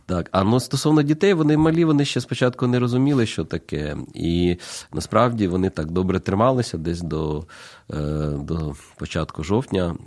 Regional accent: Kyiv, Ukraine; moved away as an adult; now in Zaporizhzhia, Ukraine; Я народився в Києві

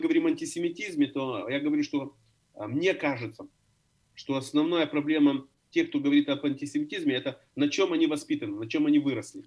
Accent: Odesa, Odesa Oblast, Ukraine; now in Berlin, Germany; Я родился в Одессе, я родился в Одессе, остался одесситом

